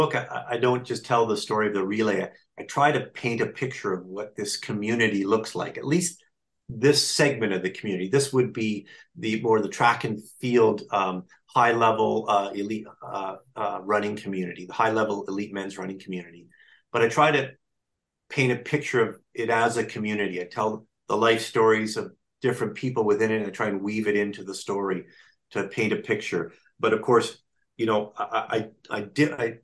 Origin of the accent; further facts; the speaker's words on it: Canada; I'm a Canadian boy living pretty close to the border, and I go to Detroit to race